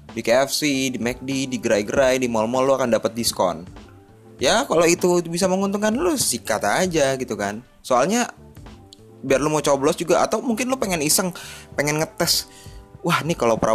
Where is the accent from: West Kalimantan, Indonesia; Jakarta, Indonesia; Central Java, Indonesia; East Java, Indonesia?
Jakarta, Indonesia; South Jakarta; eh gue kan orang Jakarta Selatan gitu